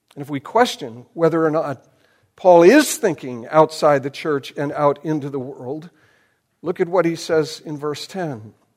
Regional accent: United States; I am more American than I am Christian

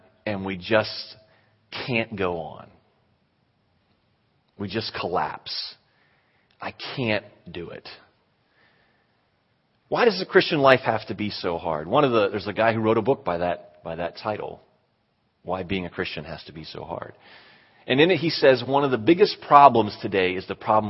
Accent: Western Pennsylvania, United States; moved away; I was from Pennsylvania, made it to the Western Pennsylvania semifinals

